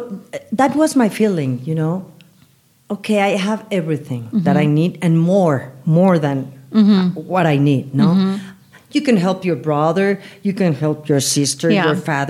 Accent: Mexico City, Mexico; English is a second language; I'm from here. I'm de Feña. I'm Chilanga. I'm from La Ciudad de México

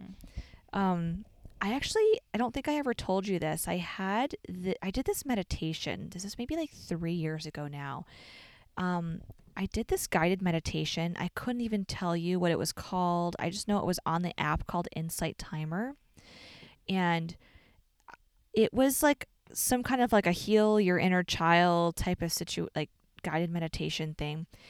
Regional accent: Chicago, Illinois, United States; we're from Chicago

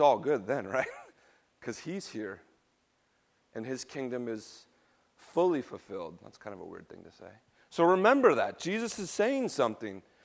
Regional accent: West Coast, United States; I grew up in a middle class, Caucasian, Baptist tradition. On the West Coast in nineteen seventies and eighties

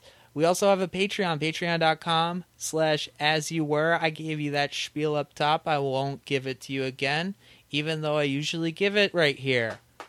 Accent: Indiana, United States; now in Chicago, United States; We started it in Chicago, and I am on my way out. I'm going over to Hoosier Land

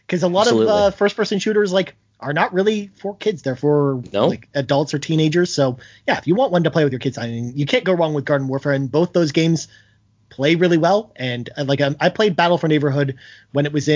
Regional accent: Toronto, Ontario, Canada; my hometown, Toronto, where I live

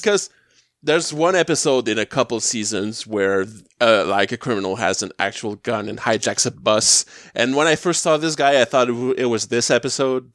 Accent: Quebec, Canada; as a Canadian

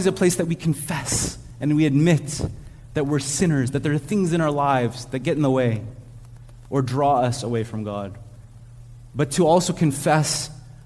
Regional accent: Montreal, Quebec, Canada; also born or lived in Ontario; now in Montreal, Canada; when we grew up in Montreal, but when we were living in Ontario

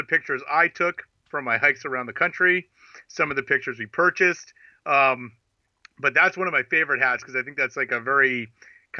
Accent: Portland, Oregon, United States; I'm from Portland, Oregon

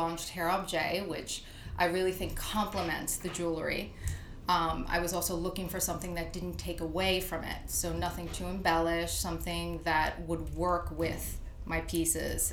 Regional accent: New Jersey, United States; moved away as an adult; now in New York City, United States; I was born and raised in New Jersey.

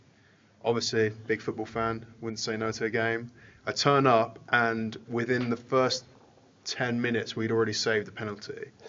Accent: London, United Kingdom; I grew up in South London, so I've always kind of been aware of Dulwich Hamlet.

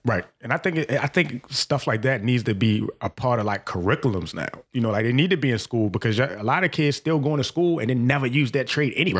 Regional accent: Baltimore, Maryland, United States; I'm from Baltimore

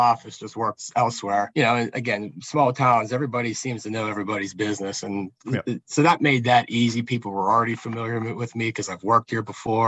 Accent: south of Pittsburgh, between Pittsburgh and Morgantown, Pennsylvania, United States; it's in my hometown

